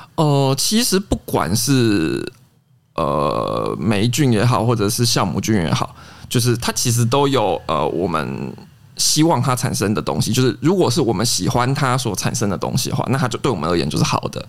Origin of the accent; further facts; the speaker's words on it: Taiwan; 我们一般台湾说到的梅子酒